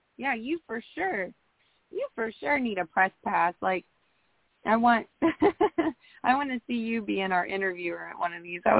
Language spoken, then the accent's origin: English; Indiana, United States; I grew up not that far away from Chicago.